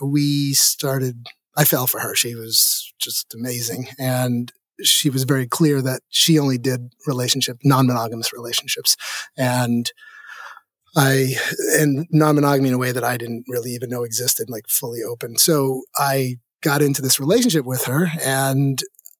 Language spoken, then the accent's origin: English; New York City, New York, United States; I grew up in New York City